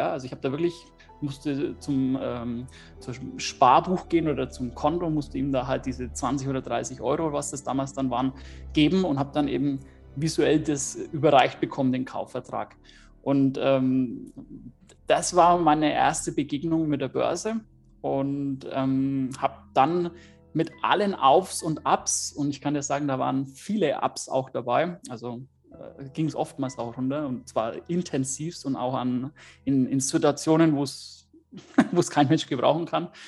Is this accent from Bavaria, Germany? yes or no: yes; Bavaria, Germany; ich komme aus der Nähe von Nürnberg